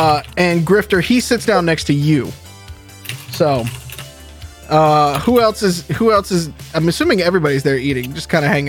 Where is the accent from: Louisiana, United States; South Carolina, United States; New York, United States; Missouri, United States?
Louisiana, United States; New Orleans; I'm from New Orleans. I'm from the Deep South.